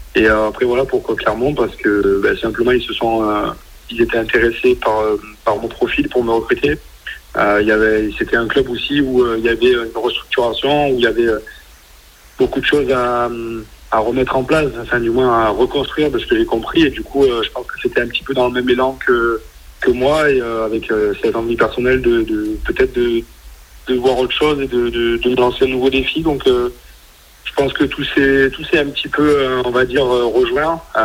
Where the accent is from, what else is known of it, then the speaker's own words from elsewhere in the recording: near Agen, south-west France, France; moved away as an adult; now in Toulon, France; je suis originaire du Sud-Ouest, à côté d'Aliens.